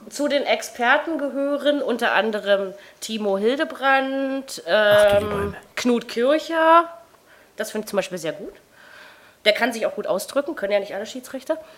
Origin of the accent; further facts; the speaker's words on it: Germany; ich als Brandenburger Berliner